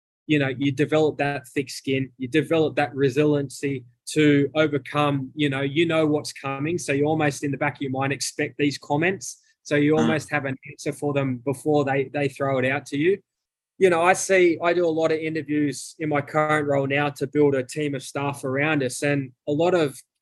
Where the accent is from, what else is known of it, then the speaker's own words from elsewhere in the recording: Australia; moved away as an adult; also born or lived in United States; And in America, my accent is different to the average American. So, and they're always giving me the Australian jokes of, you know, kangaroo